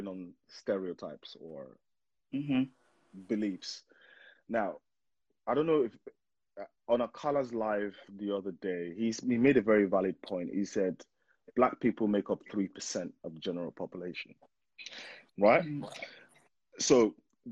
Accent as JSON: {"language": "English", "country": "Nigeria", "tie": "born or raised there", "moved": "yes", "lives_now": "United Kingdom", "said": "I'm from Nigeria, and I went to primary school, secondary school in Nigeria"}